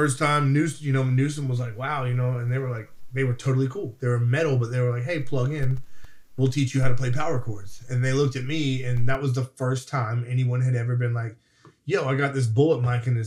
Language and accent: English; Florida, United States; moved away; also born or lived in Nashville / Murfreesboro; I was young from Florida